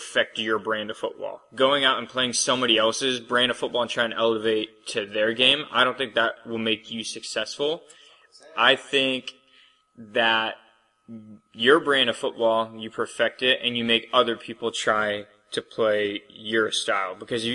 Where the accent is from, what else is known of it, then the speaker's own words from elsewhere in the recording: Ohio, United States; I'm from Ohio